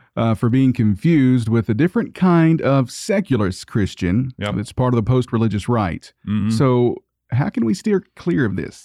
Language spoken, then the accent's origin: English; Tennessee, United States; I'm from Tennessee